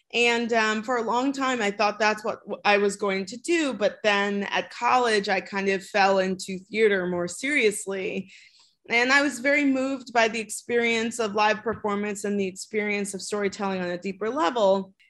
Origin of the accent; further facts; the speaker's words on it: Chicago, Illinois, United States; I am from Chicago. I grew up in the city